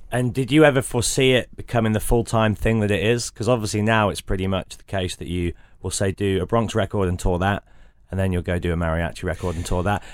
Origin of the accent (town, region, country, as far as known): United Kingdom